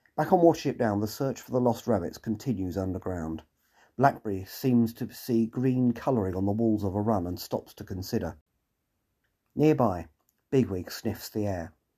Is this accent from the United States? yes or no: no; England, United Kingdom; being typically English